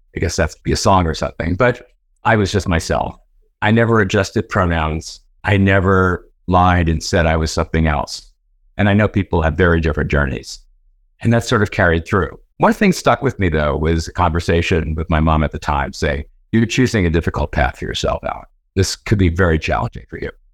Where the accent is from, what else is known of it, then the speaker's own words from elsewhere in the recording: Long Island, New York, United States; also born or lived in Boston; As a kid growing up on Long Island in New York